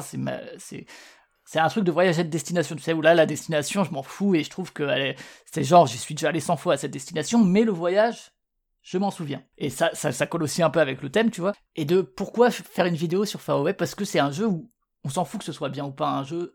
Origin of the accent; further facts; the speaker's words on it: Strasbourg, Grand Est, France; je suis de Strasbourg